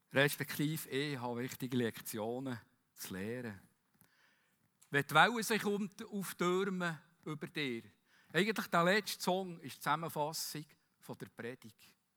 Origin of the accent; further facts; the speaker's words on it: Bern, Switzerland; Wie wir auch sagen als Berner